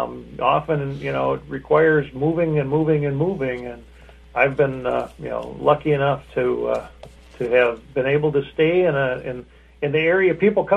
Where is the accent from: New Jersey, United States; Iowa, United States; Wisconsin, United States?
Wisconsin, United States; Appleton; moved away as an adult; now in Aitkin, United States; I'm originally from Appleton, Wisconsin